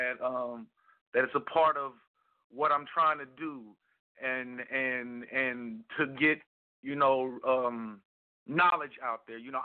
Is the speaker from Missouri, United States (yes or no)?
yes; Kansas City, Missouri, United States; My hometown, Kansas City, Missouri